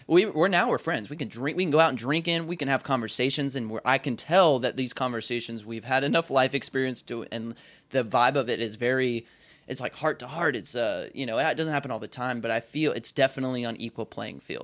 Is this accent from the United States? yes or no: yes; the South, United States; I was raised in the South, which is a huge honor code state